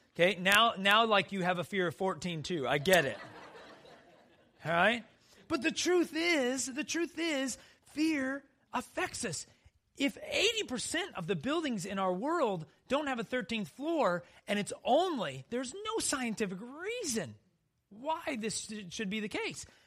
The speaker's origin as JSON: {"language": "English", "region": "South Dakota", "country": "United States", "tie": "born or raised there", "said": "I grew up in South Dakota where black widows were everywhere"}